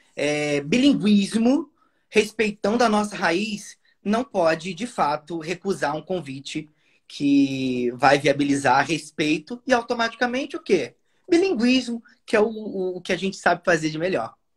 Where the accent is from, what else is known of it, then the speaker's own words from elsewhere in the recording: Nova Friburgo, Rio de Janeiro, Brazil; first language Portuguese; natural de Nova Friburgo, Rio de Janeiro